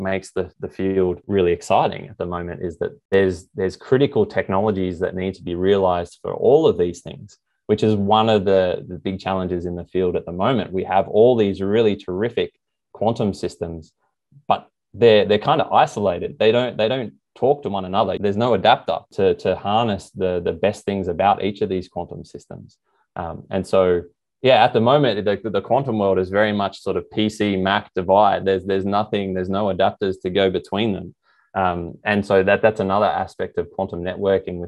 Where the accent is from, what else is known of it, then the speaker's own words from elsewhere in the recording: Australia; moved away as an adult; also born or lived in Canberra, Australia / Paris, France / California, United States; now in Sydney, Australia; growing up in Coral